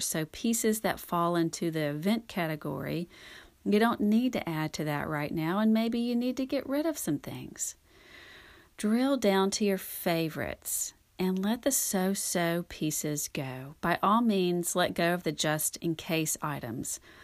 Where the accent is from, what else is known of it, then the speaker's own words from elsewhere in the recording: North Louisiana, United States; also born or lived in Texas; now in Dallas, United States; I grew up in North Louisiana